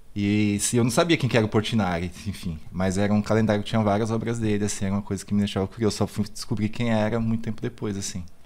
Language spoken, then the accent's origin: Portuguese; São Paulo, Brazil; eu nasci no Capão Redondo, né? Uhum. É, nasci no no, em Santo Amaro, mas assim, moro de, é, no São Bento Novo